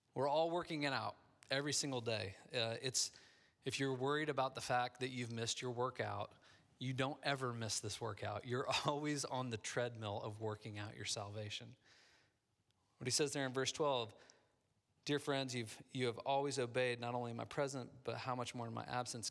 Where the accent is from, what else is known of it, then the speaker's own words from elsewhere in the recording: Midwest, United States; moved away; I grew up in the Midwest